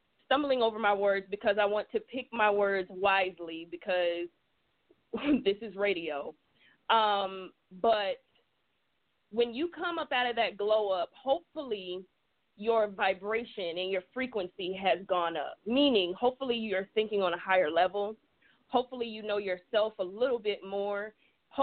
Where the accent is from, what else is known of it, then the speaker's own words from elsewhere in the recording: South Georgia, United States; I'm from the South. I'm a down South Georgia girl.